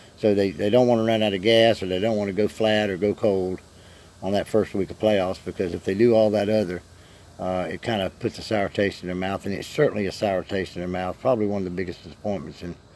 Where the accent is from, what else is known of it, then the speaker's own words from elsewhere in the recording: Florida, United States; I'm a novice from the South. I'm a Floridian here